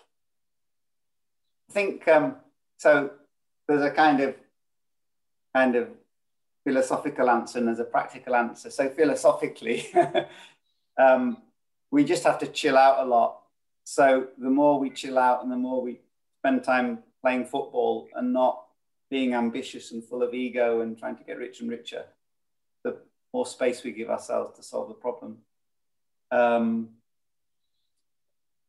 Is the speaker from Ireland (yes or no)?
no; South Lake District, North West England, United Kingdom; I come from South Lake District. So Northern England feels, more at home.